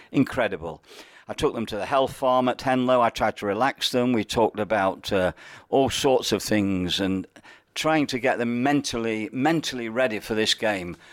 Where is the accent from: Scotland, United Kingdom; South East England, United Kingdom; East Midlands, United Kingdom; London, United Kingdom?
East Midlands, United Kingdom; Nottingham; I was a Nottinghamian, and I grew up in Nottingham, went to the grammar school there